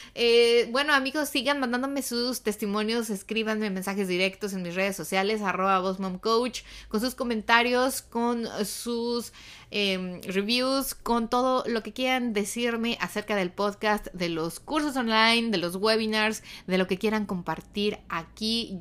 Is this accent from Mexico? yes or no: yes; Mexico; now in United States; en México, en mi país